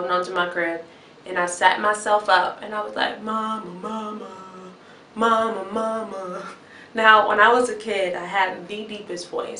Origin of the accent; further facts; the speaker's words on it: Chicago, Illinois, United States; I'm from Chicago, Illinois.